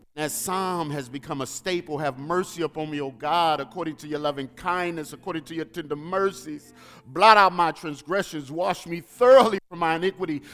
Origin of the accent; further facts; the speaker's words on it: St. Louis, Missouri, United States; moved away; I'm from the streets of Saint Louis